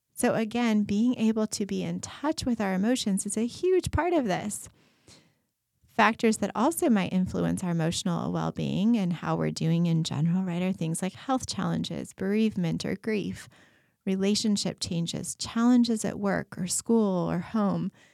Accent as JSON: {"language": "English", "region": "Colorado", "country": "United States", "tie": "born or raised there", "moved": "yes", "said": "I grew up in Colorado, and we go back there to visit"}